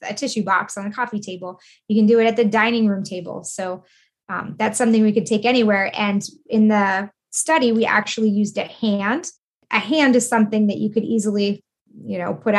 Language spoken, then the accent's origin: English; New York, United States; I'm from New York